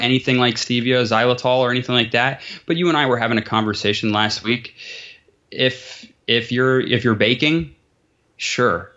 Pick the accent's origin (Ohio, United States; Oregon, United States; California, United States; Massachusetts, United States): Ohio, United States; Columbus; also born or lived in New Jersey; I am in Columbus, Ohio, A K A the sea bus